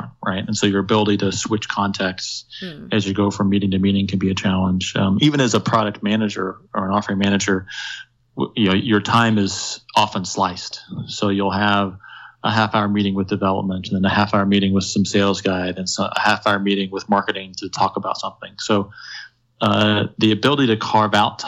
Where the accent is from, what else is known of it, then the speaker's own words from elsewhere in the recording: Indiana, United States; moved away; back in my home state of Indiana